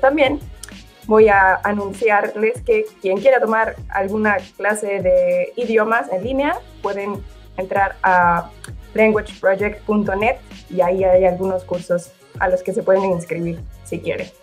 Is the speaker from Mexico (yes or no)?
yes; Mexico; moved away as an adult; now in Italy; soy mexicana y llevo dos años en Italia